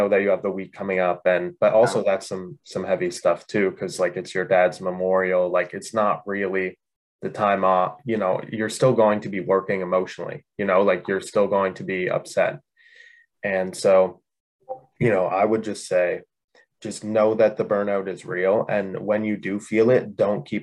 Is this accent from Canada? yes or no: yes; Canada; I'm from Canada.